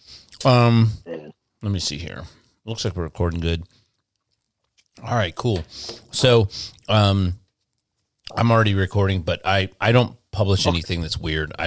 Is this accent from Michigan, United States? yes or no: yes; Detroit, Michigan, United States; I'm from Detroit, and where I'm from in Detroit